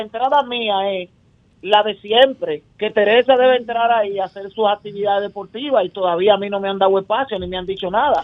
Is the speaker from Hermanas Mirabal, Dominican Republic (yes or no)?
no; Santo Domingo, Distrito Nacional, Dominican Republic; desde que yo crecí y nací en Guachupita